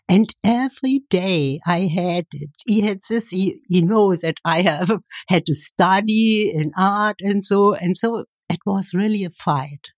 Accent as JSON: {"language": "English", "town": "Kyritz", "region": "Brandenburg", "country": "Germany", "tie": "born or raised there", "also_born_or_lived": "Leipzig", "second_language": "English", "moved": "as an adult", "lives_now": "Berlin, Germany", "said": "near my hometown in Brandenburg"}